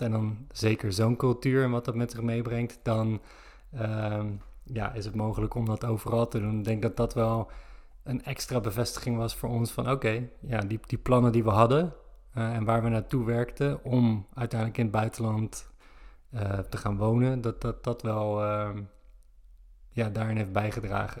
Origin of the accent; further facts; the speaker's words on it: Zoetermeer, South Holland, Netherlands; moved away; Ik kom uit Zoetermeer